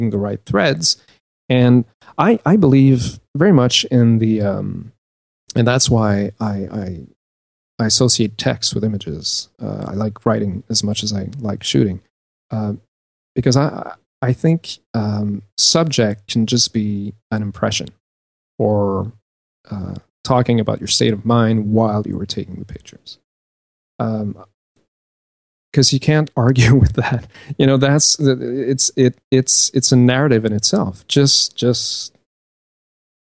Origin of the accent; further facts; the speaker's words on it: Canada; I'm from Canada